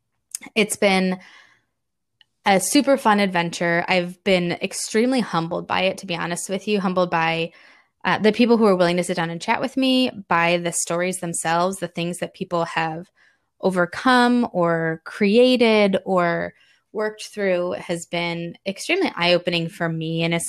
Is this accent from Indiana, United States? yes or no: yes; Indiana, United States; And we're from Indiana, just outside Chicago. So we've got the Midwest box checked as well.